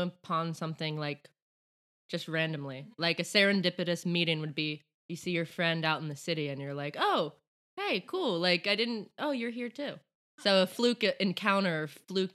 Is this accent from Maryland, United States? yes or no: yes; around Baltimore and DC, Maryland, United States; moved away as an adult; now in Stockholm, Sweden; I am from the US, from around Baltimore and DC, right between those two